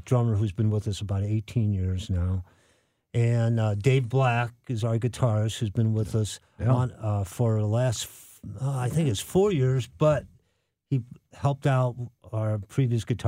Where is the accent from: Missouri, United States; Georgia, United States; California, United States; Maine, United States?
Missouri, United States; St. Louis; South St. Louis City